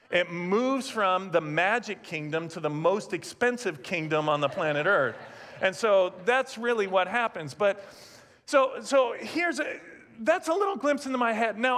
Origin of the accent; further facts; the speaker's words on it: California, United States; I grew up in Southern California, and when I think of kingdom, my natural tendency and thought is the magic kingdom. I grew up an hour and 15 minutes south of Disneyland